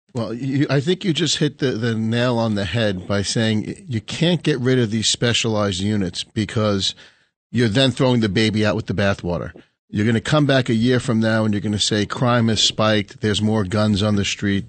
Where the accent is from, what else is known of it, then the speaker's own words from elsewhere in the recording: New York City, New York, United States; I'm from a neighborhood. I'm from East Harlem. It used to be Italian Harlem, where you actually had the old ladies sitting outside talking